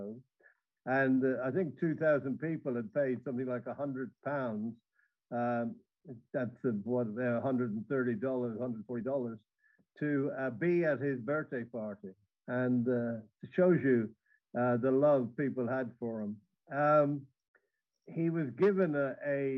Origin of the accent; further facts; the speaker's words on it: Dublin, Leinster, Ireland; I come from Dublin, and the … are, you know, my people